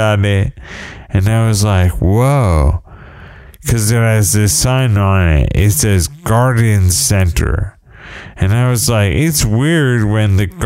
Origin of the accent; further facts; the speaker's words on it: United States; I'm an American